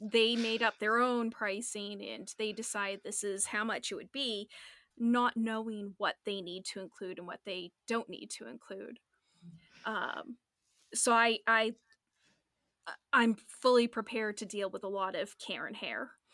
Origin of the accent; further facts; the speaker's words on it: Northeastern US, United States; us Northeastern people